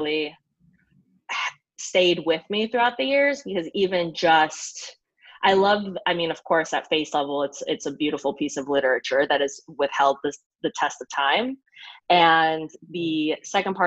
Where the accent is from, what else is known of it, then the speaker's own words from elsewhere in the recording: United States; moved away as an adult; also born or lived in Canada / New York City, United States; now in Athens, Greece; raised American